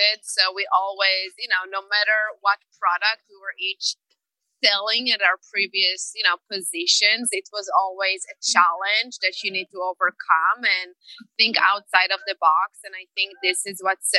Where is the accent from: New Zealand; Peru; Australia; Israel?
Israel; moved away; I'm originally from Israel